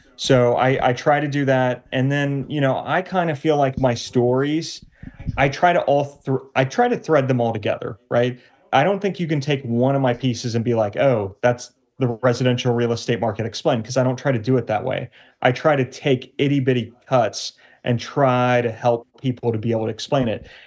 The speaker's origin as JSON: {"language": "English", "town": "Cincinnati", "region": "Ohio", "country": "United States", "also_born_or_lived": "New York", "moved": "as an adult", "said": "my wife and I, who we are both from the Cincinnati area family-wise"}